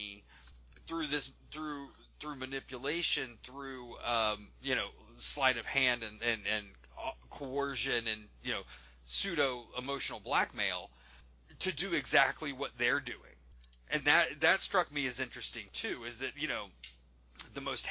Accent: Midwest, United States; I'm from the Midwest

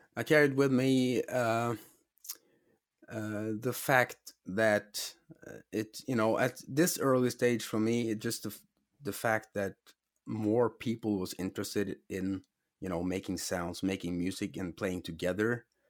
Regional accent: Norway; I'm from Norway

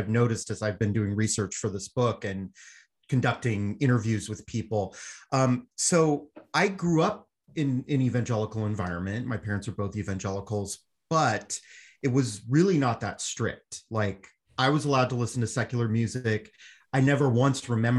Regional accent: Southern California, United States; I grew up in Southern California around the same time as Jake

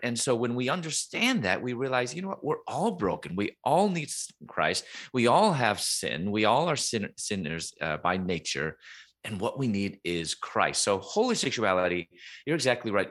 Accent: Chicago, Illinois, United States; moved away as an adult; also born or lived in Louisville, Kentucky; I'm from Chicago

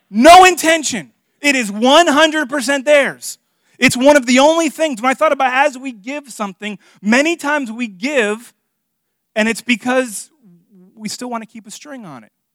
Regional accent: Miami, Florida, United States; moved away; I'm from Miami, in case you guys don't know, and, and, and I'm Hispanic

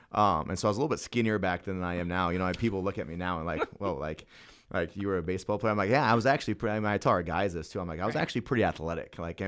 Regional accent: North Platte, Nebraska, United States; Originally from North Platte.

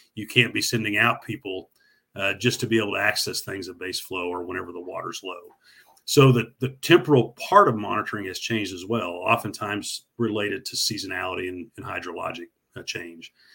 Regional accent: Northwest Oklahoma, United States; I grew up in Northwest Oklahoma

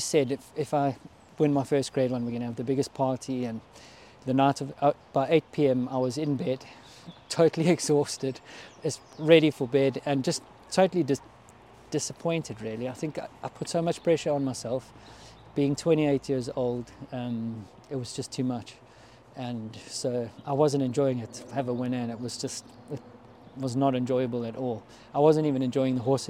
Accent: South Africa; being a South African

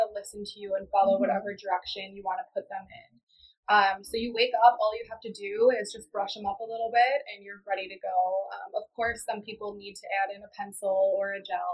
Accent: Edgerton, Wisconsin, United States; I'm from Edgerton, Wisconsin, which is like a smaller town in southern Wisconsin

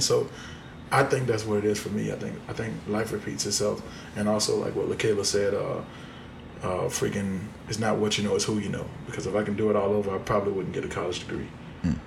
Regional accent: Haines City, Florida, United States; I'm from Florida, Polk County, Florida

